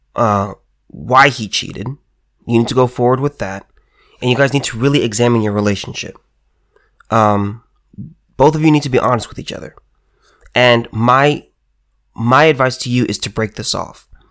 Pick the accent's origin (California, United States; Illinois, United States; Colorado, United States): California, United States; me as a Californian